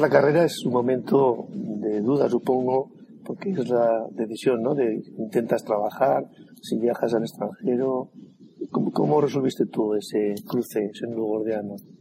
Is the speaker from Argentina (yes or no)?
no; La Rioja, Spain; dos riojanos